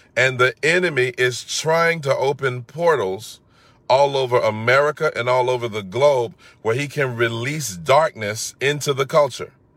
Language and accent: English; Atlanta, Georgia, United States; growing up in Atlanta, we had a very strong music culture